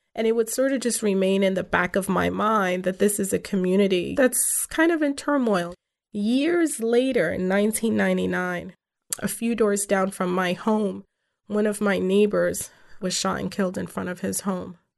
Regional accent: New York City, New York, United States; first language English; Coney Island is my hometown, it's where I grew up, it's where I spent my formative years

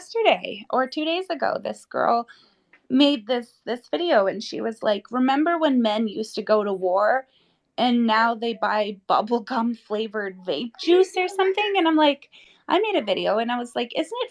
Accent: Romania; I'm from Romania

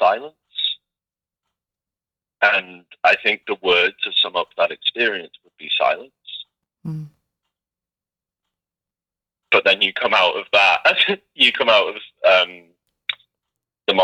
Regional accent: Liverpool, North West England, United Kingdom; I'm from Liverpool, you know, which is a fantastic city.

